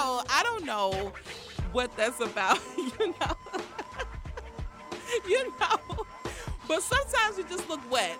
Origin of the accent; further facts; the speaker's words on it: United States; I'm from Southeast